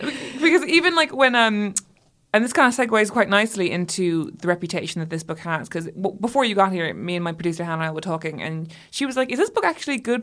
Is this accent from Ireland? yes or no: yes; Ireland; I grew up Catholic and in Ireland